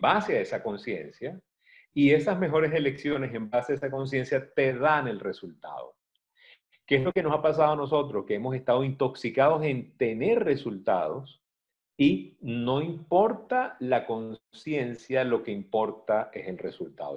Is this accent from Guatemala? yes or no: no; Venezuela; que lo decimos mucho en Venezuela